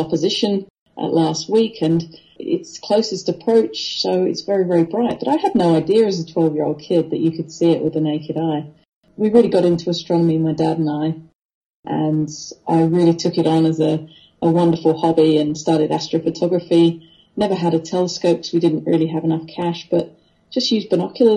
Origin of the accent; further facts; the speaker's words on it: Wethersfield, East of England, United Kingdom; now in Australia; we lived in a little village called Wethersfield, which is just north of London by about 50, 60 kilometres